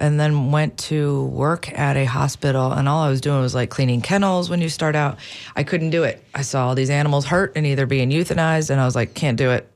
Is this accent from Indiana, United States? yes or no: no; Wisconsin, United States; now in St. Petersburg, United States; I grew up in Wisconsin, so up there, the animals are a lot different than here